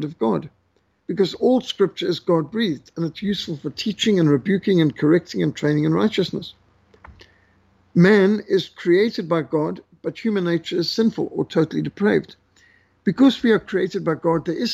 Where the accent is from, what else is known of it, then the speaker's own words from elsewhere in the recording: Zimbabwe; I grew up in Rhodesia, the last colony, they call it